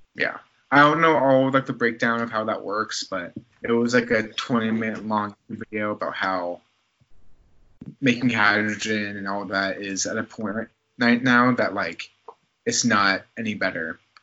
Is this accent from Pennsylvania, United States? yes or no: no; Newnan, Georgia, United States; the Nathan's like hot dogging contest was gonna have like one of their like tournaments in my hometown